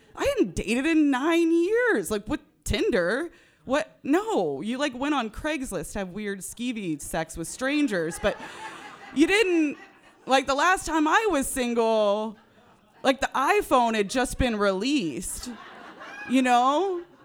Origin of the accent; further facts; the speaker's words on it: Northern California, United States; I grew up in Northern California